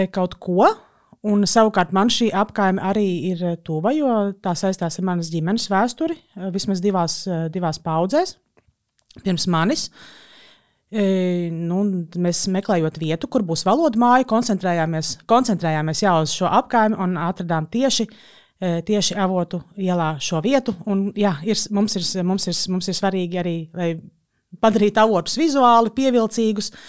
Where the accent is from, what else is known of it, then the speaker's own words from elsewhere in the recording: Riga, Latvia; Pati es bērnību pavadīju Čengragā